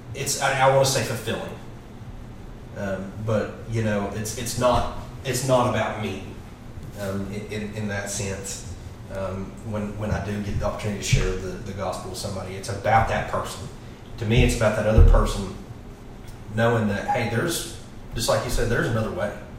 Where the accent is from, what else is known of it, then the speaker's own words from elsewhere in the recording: Louisville, Tennessee, United States; I grew up we've got a big family grew up here locally in uh, louisville tennessee which is uh, you know just right outside of maryville I grew up on a farm